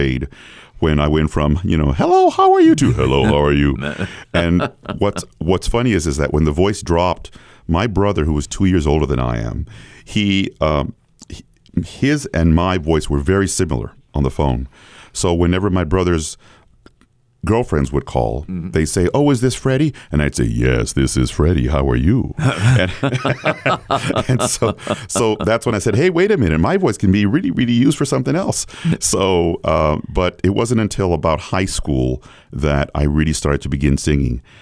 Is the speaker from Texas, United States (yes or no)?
yes; San Antonio, Texas, United States; I was raised in San Antonio, Texas